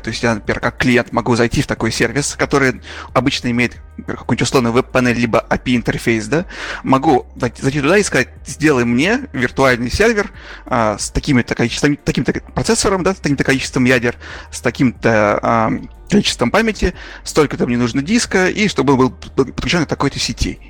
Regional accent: Urals, Russia; also born or lived in Magnitogorsk, Russia; я сам тоже с Урала

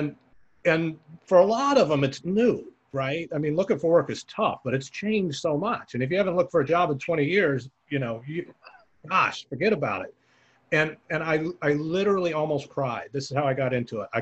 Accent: the Bay Area, California, United States; I'm from the Bay. I live in the Bay Area

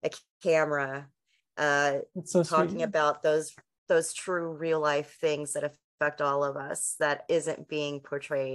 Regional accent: Texas, United States; I'm a Texas girl

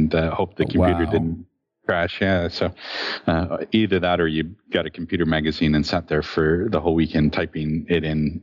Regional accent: Phoenix, Arizona, United States; I grew up in Phoenix, Arizona

